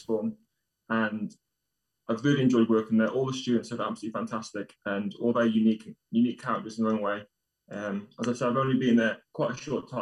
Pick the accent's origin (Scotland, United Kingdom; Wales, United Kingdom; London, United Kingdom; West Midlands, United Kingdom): Wales, United Kingdom; I'm Welsh myself